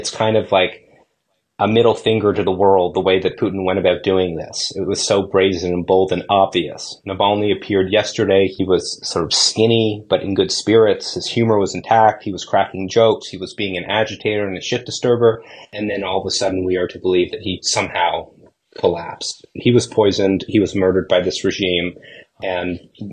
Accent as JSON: {"language": "English", "town": "Toronto", "region": "Ontario", "country": "Canada", "tie": "born or raised there", "said": "I grew up in Toronto"}